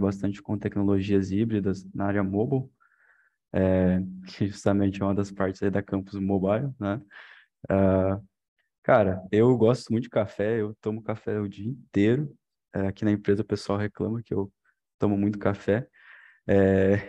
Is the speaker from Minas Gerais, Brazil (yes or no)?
no; interior of Paraná, Brazil; moved away as an adult; now in Cornélio Procópio, Brazil; sou lá do interior do Paraná, lá do sudoeste, lá quase com a divisa com de Santa Catarina